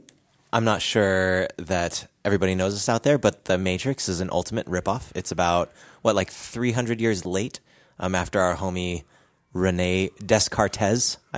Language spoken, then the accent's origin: English; Philippines; I'm Filipino.